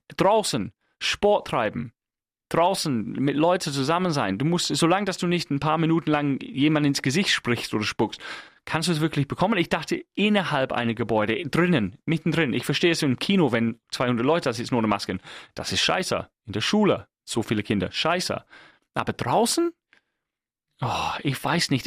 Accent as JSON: {"language": "German", "region": "England", "country": "United Kingdom", "moved": "yes", "lives_now": "Germany", "said": "als Engländer"}